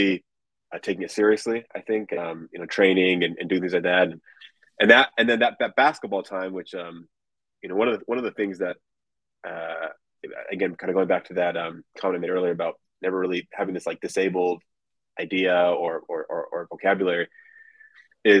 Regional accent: Southern California, United States; growing up in California

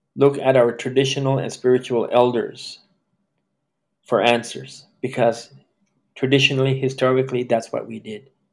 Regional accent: Canada; Growing up being Indian came with its own stigma

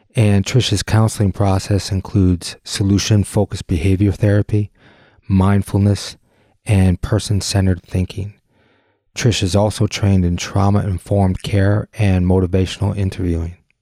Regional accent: Detroit, Michigan, United States; we grew up in the Detroit area

